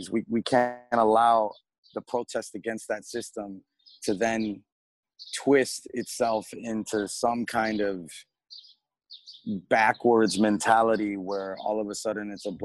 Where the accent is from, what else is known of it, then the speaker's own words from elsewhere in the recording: Colombia; born there; You know, I'm from, I was born in Colombia. I'm half Chilean.